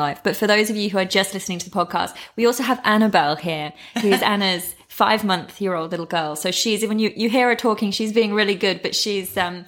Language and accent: English; England, United Kingdom; I say we, not pee, because I'm English